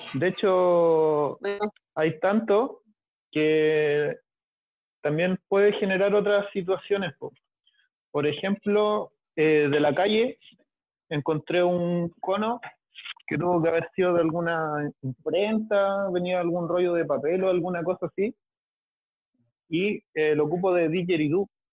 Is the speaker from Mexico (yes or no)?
no; Valparaíso, Chile; Soy de Valpo